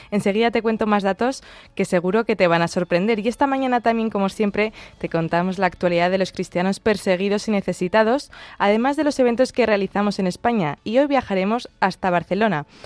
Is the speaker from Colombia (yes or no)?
no; Lebanon; tengo 27 años y soy de, de, Mat, Líbano.